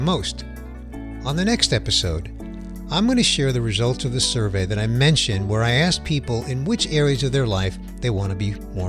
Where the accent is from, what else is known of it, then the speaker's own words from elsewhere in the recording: New York City, New York, United States; I grew up in Queens in a lower middle income family.